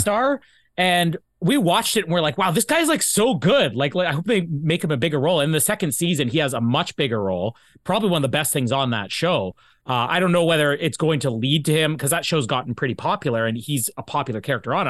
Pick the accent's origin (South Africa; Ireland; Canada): Canada; here in Canada